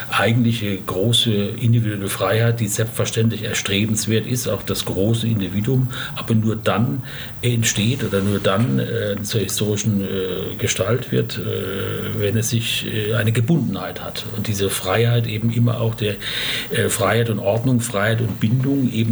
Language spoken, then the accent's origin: German; Germany; in welcher Form wir als Deutsche, aber zum Beispiel auch als Europäer äh, wieder handlungsfähig werden